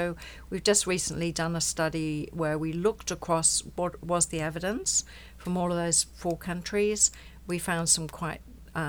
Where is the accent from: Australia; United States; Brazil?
Australia; Coffs Harbour, New South Wales; So that's about where my hometown is halfway between Sydney and Brisbane. So it's further up the coast. And so that was in that area, as we call it, the mid-north coast.